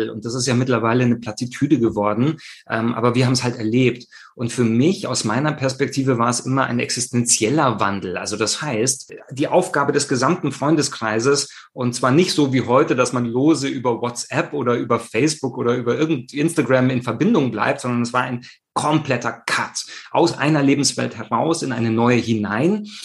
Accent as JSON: {"language": "German", "town": "Rome", "region": "Lazio", "country": "Italy", "tie": "born or raised there", "said": "ich selber habe meine Kindheit in Italien verbracht, also äh, so ein Nato Romano. Ich komme aus Rom, bin dort ähm, groß geworden."}